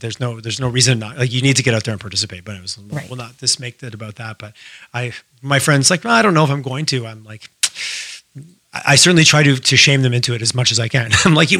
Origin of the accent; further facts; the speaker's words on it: Quebec, Canada; moved away as an adult; also born or lived in Alberta; now in Calgary, Canada; I grew up in Quebec, so I'm very familiar with the word referendum